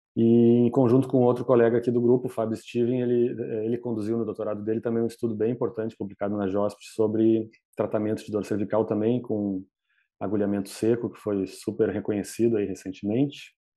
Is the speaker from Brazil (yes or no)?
yes; Porto Alegre, Rio Grande do Sul, Brazil; eu sou daqui de Porto Alegre, né, no Rio Grande do Sul